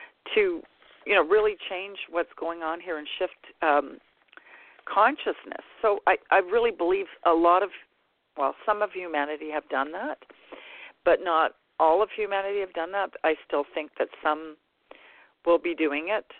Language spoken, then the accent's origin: English; Canada; I'm Canadian